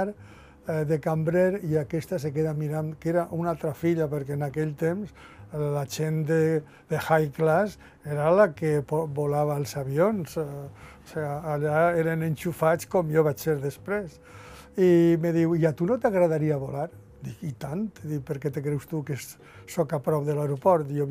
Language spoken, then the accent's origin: Catalan; Valencian Community, Spain; first language Valencian; la meva llengua materna, que és el valencià de, de Catalunya o el valencià